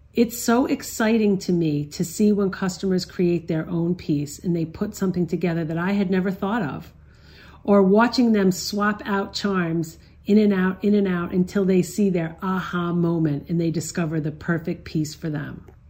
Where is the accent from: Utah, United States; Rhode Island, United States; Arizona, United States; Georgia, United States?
Rhode Island, United States; Barrington; I grew up in Barrington, Rhode Island, with my parents and four siblings